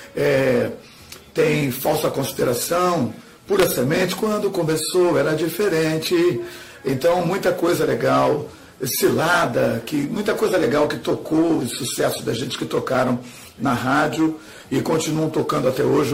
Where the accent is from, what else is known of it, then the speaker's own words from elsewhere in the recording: Rio de Janeiro, Brazil; do Rio de Janeiro, filho do candomblé e neto de partideiro